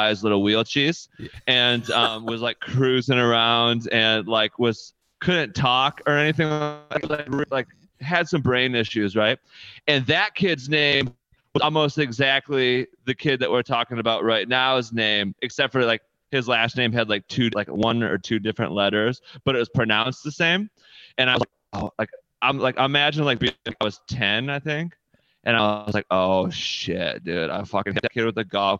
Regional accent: Wyoming, Michigan, United States; I grew up in Wyoming, like right on the border of Byron Center

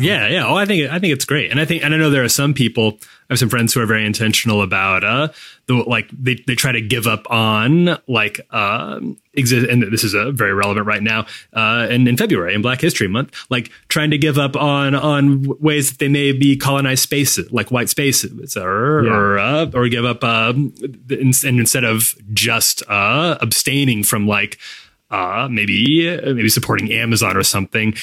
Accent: Midwest, United States; moved away; also born or lived in Chicago; I grew up in in the Midwest

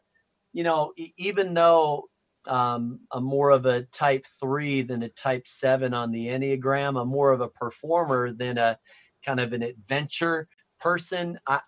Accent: Wisconsin, United States; also born or lived in Minneapolis, United States / Chicago, United States; I'm from Chicago, so I like the Cubs, but I'm wearing a little Nats hat because World Series contender. I was born in Minneapolis and then moved to Wisconsin.

